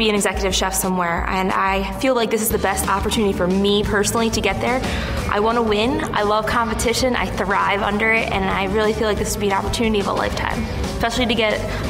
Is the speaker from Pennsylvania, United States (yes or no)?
yes; Philadelphia, Pennsylvania, United States; I'm from Philadelphia, Pennsylvania, and I am a chef and bartender and student.